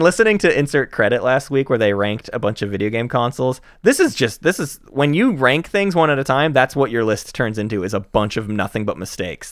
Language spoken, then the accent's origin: English; the South, United States; We're from the South